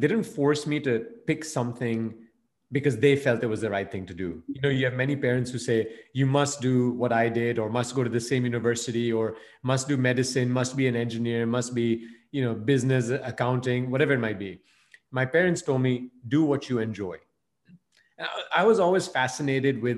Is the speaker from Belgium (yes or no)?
yes; Belgium; moved away as an adult; also born or lived in India; I was, you know, of Indian origin, but I grew up and I was born and raised in Belgium